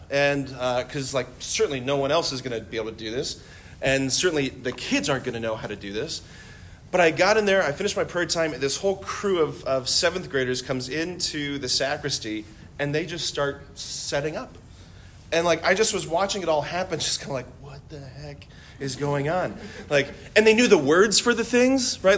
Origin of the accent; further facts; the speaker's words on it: Hudson, United States; I would go back to Hudson, I spent um, just a good chunk of the, the school day with the teachers and kids at Seton Catholic School, which is the school in my hometown